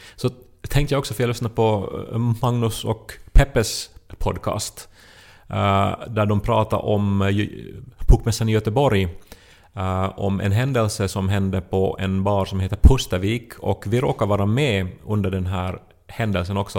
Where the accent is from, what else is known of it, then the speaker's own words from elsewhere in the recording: Esse, Ostrobothnia, Finland; moved away as an adult; also born or lived in Turku; i Österbotten, alltså hemma i Esse